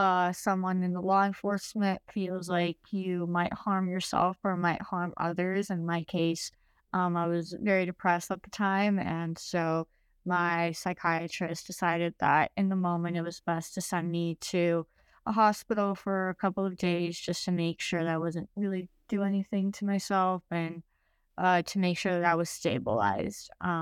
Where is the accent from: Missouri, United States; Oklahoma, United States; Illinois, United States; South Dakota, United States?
Illinois, United States; Chicago; born there; also born or lived in Uruguay; Okay, so I was born in Chicago. My mom is from Uruguay, South America, and my dad's from Romania. I lived in Chicago up until I was 7, and then I moved to Uruguay